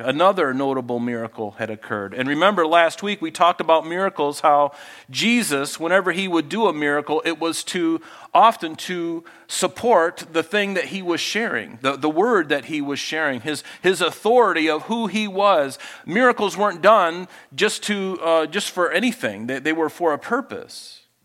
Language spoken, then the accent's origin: English; Flint, Michigan, United States; my brother and I, you know, we grew up in Flint, Michigan